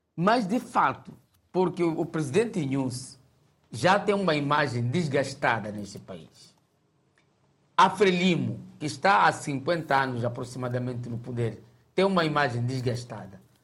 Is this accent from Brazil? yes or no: no; Mozambique; como moçambicanos